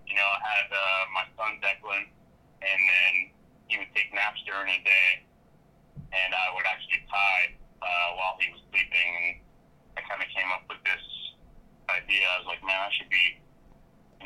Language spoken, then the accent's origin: English; Pennsylvania, United States; moved away as an adult; also born or lived in Colorado; I grew up in Pennsylvania